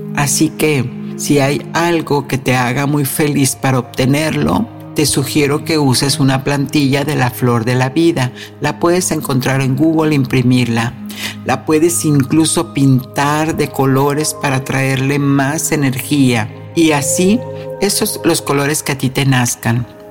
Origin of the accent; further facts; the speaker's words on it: Mexico; moved away; en mi tierra natal, México